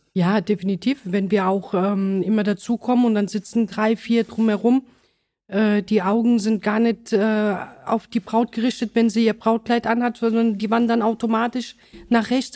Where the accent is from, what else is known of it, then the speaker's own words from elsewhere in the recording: Mannheim, Baden-Württemberg, Germany; accent: hessischer Akzent; meine Eltern sind aus Sizilien. Ich bin aber allerdings in Mannheim geboren